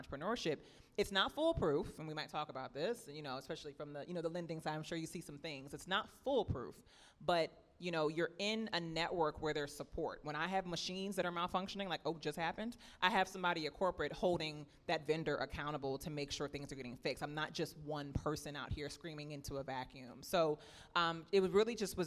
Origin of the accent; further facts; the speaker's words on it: New Orleans, Louisiana, United States; moved away; I'm actually from New Orleans. So I had grown up drinking PJ's coffee